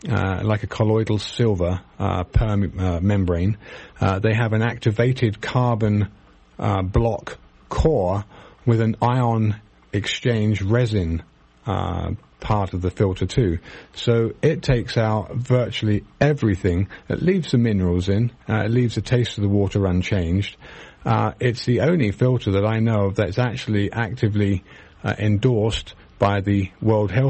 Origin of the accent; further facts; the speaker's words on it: United Kingdom; now in United States; probably because I'm British and I knew about it